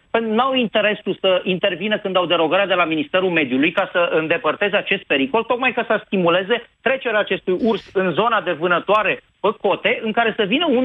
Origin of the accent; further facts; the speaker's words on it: Brașov, Brașov County, Romania; sunt din Brașov, nu vorbesc prostii. Sunt în cartierul Răcădău